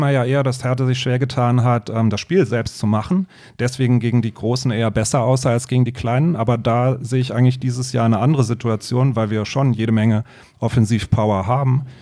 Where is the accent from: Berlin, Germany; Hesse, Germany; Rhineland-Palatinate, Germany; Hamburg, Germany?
Berlin, Germany; Ja, ich bin in Berlin-Wannsee aufgewachsen, noch zu Mauerzeiten, ähm, habe dann die Wende dort miterlebt, so zu Abiturzeiten